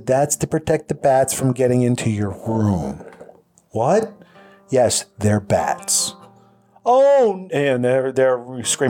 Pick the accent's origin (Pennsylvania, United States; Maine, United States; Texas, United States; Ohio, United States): Pennsylvania, United States; moved away; I grew up in Pennsylvania, so there are some mountains